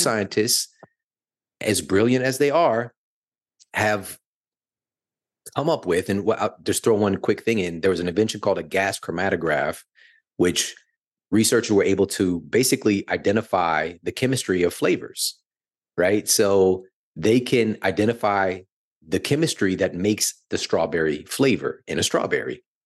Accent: St. Louis, Missouri, United States; moved away as an adult; now in Los Angeles, United States; I'm from Saint Louis, born and raised in the heartland, and, you know, moving here to L A at the end of twenty nineteen

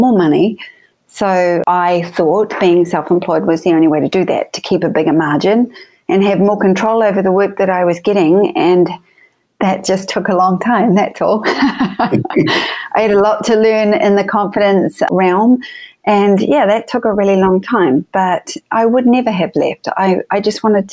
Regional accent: New Zealand; moved away as an adult; also born or lived in Sydney, Australia; now in Los Angeles, United States; I was born in New Zealand, raised in New Zealand, and 3 years in Sydney before I came over

